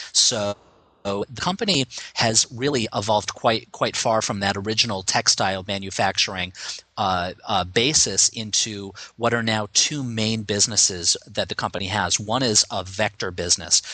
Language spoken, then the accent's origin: English; United States; as an American